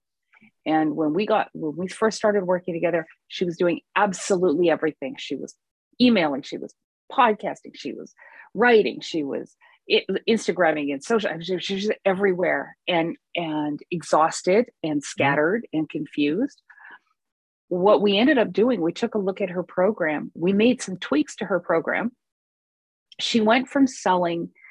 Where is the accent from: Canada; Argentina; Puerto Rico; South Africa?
Canada; Vancouver, British Columbia; I'm from Vancouver